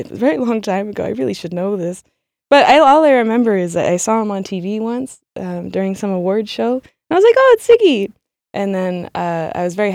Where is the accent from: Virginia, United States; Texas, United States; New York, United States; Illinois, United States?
New York, United States; Sag Harbor; moved away as an adult; now in Berlin, Germany; I am from Sag Harbor, New York, and I moved to Berlin probably about 8 years ago